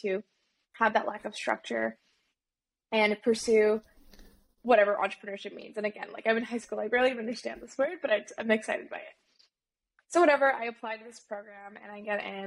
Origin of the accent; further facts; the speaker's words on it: Bay Area, California, United States; I grew up in the Bay Area around tech